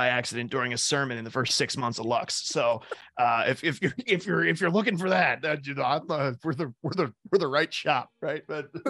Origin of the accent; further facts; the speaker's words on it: Pittsburgh, Pennsylvania, United States; I'm from Pittsburgh.